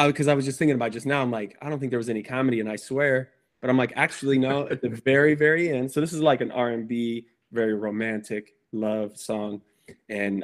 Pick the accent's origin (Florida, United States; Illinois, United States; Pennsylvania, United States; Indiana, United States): Indiana, United States; Chesterton; moved away as an adult; now in California, United States; I'm from Indiana, Chesterton, Indiana, small town